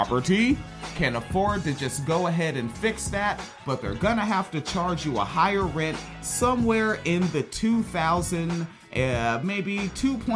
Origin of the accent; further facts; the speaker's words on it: United States; I am an American. I'm proud to be an American